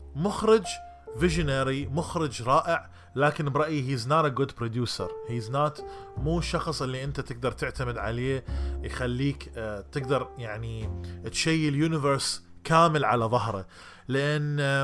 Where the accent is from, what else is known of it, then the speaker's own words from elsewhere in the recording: Iraq; accent: Iraqi Arabic; also born or lived in Jordan; now in United States; لهجتي لغتي العربيه العراقيه